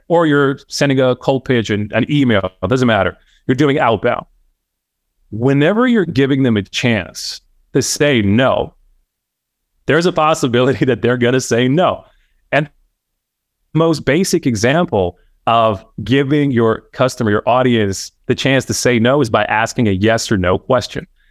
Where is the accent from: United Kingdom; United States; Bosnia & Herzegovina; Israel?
Bosnia & Herzegovina; I'm Bosnian born and bred